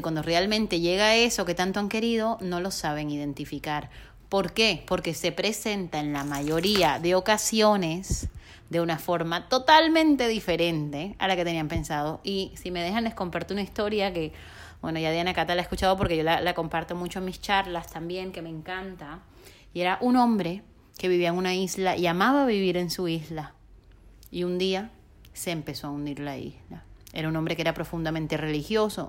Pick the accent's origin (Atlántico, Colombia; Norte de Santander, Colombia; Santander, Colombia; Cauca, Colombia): Atlántico, Colombia; Barranquilla; moved away as an adult; also born or lived in Bogotá; me toca después de ocho años regresar a Barranquilla, mi ciudad natal, a vivir con mis papás